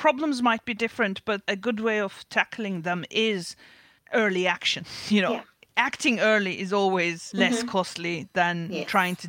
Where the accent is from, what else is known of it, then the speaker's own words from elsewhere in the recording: Turkey; now in United Kingdom; these issues are not limited to the United Kingdom where we live. Growing up in Turkey